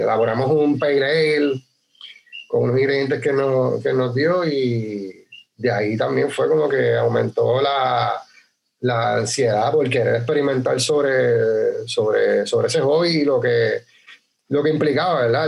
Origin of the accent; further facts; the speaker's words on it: Utuado, Puerto Rico; also born or lived in San Juan; nosotros somos naturales de Utuado, pero nos habíamos ido a estudiar fuera del pueblo